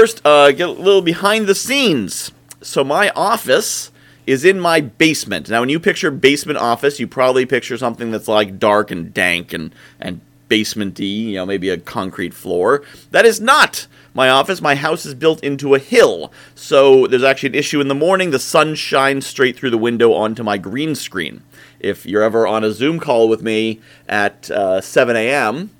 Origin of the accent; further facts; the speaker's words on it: New England, United States; I'm from New England